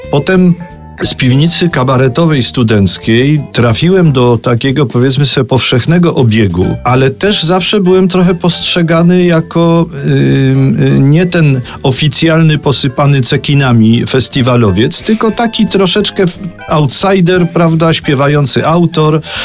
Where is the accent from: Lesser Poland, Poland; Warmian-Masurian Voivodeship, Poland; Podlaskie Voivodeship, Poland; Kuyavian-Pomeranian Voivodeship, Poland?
Lesser Poland, Poland; Kraków; to jest moje rodzinne miasto